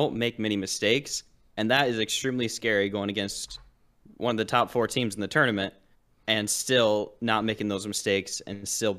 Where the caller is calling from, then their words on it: Henrietta, New York, United States; Henrietta, New York.